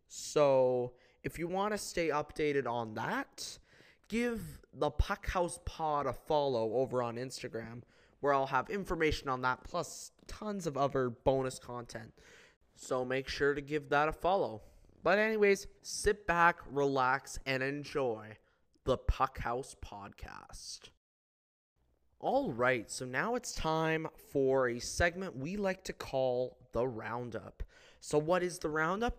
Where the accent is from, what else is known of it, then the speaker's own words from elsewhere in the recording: Kamloops, British Columbia, Canada; my hometown of Kamloops